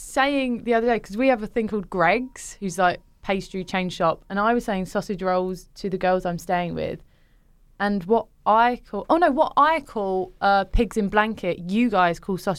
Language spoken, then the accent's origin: English; Chipping Ongar, East of England, United Kingdom; The town is called Ongar, Chipping Ongar.